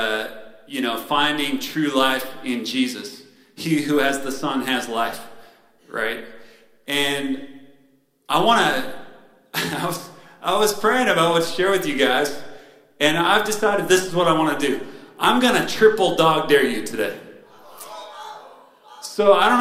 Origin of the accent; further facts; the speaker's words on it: Spokane, Washington, United States; moved away as an adult; also born or lived in San Luis Obispo, California; now in San Diego, United States; I grew up in Spokane, Washington.